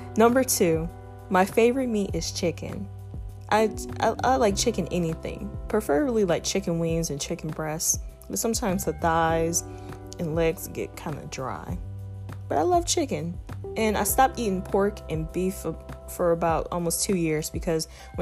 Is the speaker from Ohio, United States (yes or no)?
yes; Toledo, Ohio, United States; moved away; I am from Toledo, Ohio, also known as Mud City, the Mud, 419, that's the area code. I grew up, I've been raised in Toledo, but I haven't lived there in about 7 years